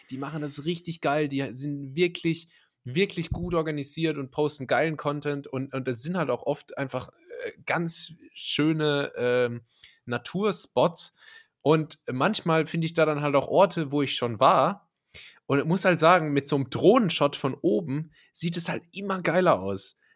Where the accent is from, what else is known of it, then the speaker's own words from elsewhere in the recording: Germany; ich bin hier so aufgewachsen in Deutschland